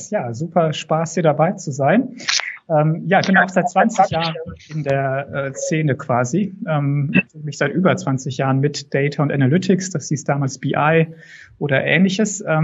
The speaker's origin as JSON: {"language": "German", "region": "North Rhine-Westphalia", "country": "Germany", "tie": "born there", "moved": "as an adult", "lives_now": "Würzburg, Germany", "said": "Das Persönliche vielleicht noch, bin auch Westfale, gebürtiger."}